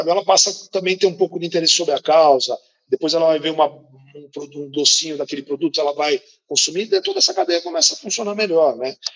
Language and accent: Portuguese; São Paulo, Brazil; born there; nós nascemos na Mata Atlântica, no né? litoral de São Paulo é um berço da Mata Atlântica, tem um bioma maravilhoso, e a gente vem de todas as praias, né?